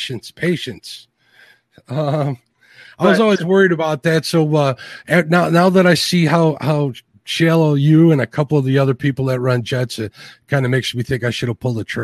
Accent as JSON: {"language": "English", "region": "central Indiana", "country": "United States", "tie": "born or raised there", "said": "I grew up fishing on the Tippecanoe River in Indiana, like central Indiana."}